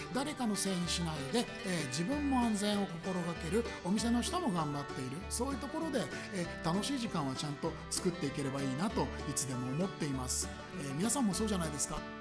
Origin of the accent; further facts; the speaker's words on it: Koto, Tokyo, Japan; 僕その下町の生まれ育ちで、えー、江ですけれど、はい、えー、江東区の区民